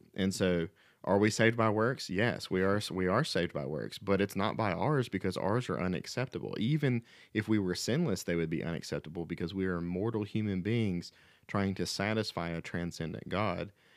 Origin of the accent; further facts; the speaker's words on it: the Bible Belt, United States; growing up in the Bible Belt in America